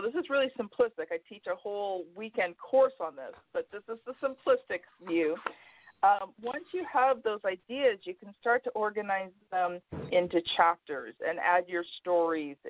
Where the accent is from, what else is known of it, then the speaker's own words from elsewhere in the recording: Canada; I'm Canadian